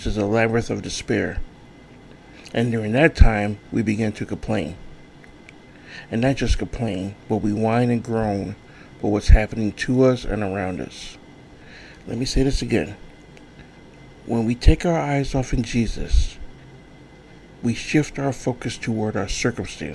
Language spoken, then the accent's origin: English; United States; as American Christians